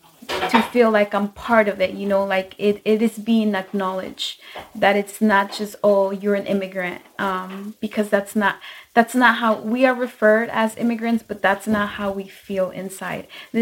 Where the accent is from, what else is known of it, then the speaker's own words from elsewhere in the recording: United States; people like me who were kids when they got here, we really believe we are American. We have lived here for so long. Our culture is American. We grew up with the language, with the food, with the activities that are done here